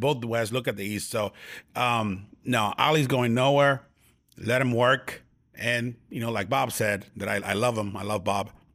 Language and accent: English; Tijuana, Baja California, Mexico; in my hometown, in my hometown in Tijuana, Mexico